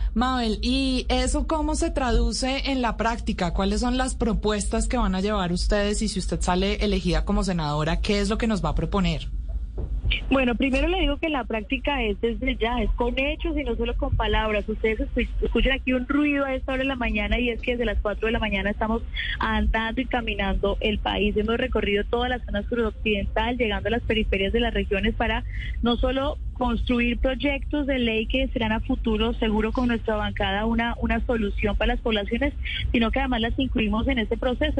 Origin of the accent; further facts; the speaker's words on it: Cauca, Colombia; Yo soy del departamento del Cauca